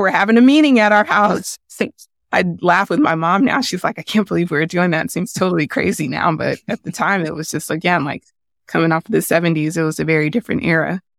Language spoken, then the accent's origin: English; San Francisco, California, United States; I grew up in San Francisco in the eighties and nineties.